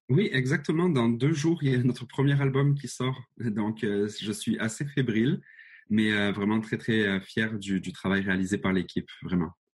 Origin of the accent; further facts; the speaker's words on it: Marseille, Provence-Alpes-Côte d'Azur, France; moved away as an adult; now in Montreal, Canada; j'ai été élevé à Marseille